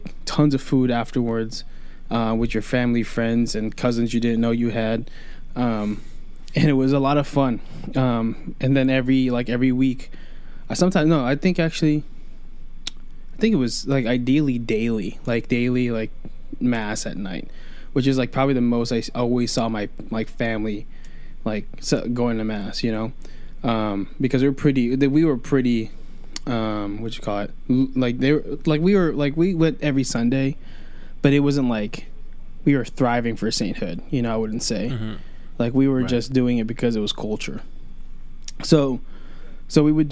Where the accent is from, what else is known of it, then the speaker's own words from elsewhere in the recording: New York City, New York, United States; I was born in Queens, New York